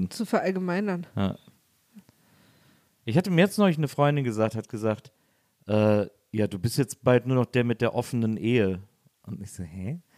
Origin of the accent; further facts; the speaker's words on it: Paris, Île-de-France, France; ich bin aus Paris.